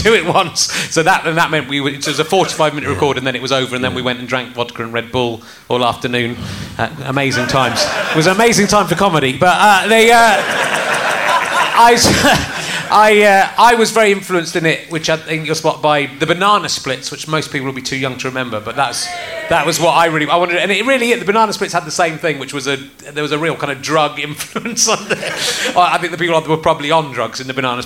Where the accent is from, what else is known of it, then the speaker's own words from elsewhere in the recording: Cheddar, South West England, United Kingdom; also born or lived in Loughborough; But then I moved from Loughborough when I was 8 to Cheddar